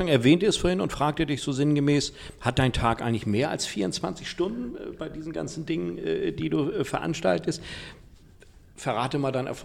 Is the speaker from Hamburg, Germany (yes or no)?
yes; Hamburg, Germany; Kann ich nur zustimmen. Als gebürtiger Hamburger, was soll ja. ich auch sagen?